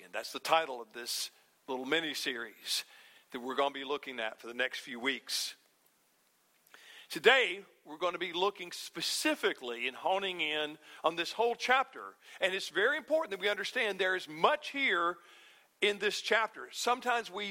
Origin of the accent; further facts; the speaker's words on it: North Alabama, United States; When I was a boy growing up in North Alabama